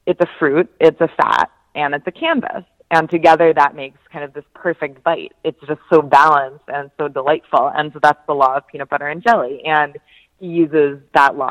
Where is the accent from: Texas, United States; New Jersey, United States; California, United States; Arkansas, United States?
New Jersey, United States; also born or lived in Chicago; now in Brooklyn, United States; I was growing up in South Jersey in the late 80s